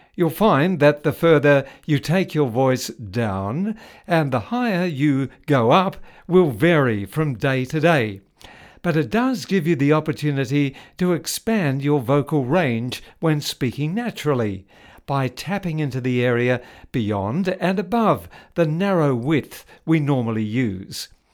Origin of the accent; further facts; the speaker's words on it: New Zealand; When I was growing up in New Zealand in the nineteen fifties